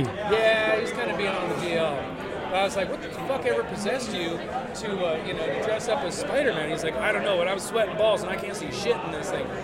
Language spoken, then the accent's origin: English; North Dakota, United States; now in Oakland, United States; I grew up in North Dakota